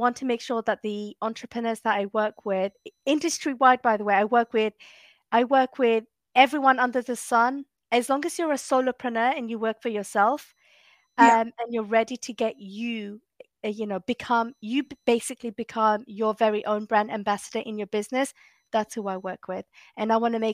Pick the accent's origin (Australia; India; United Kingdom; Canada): United Kingdom; London; moved away as an adult; now in Massachusetts, United States; I'm from East London, so like just right on Stratford.